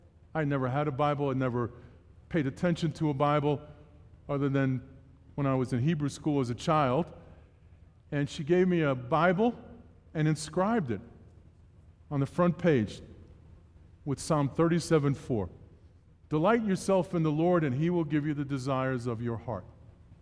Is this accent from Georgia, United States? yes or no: no; New York City, New York, United States; born and raised in New York City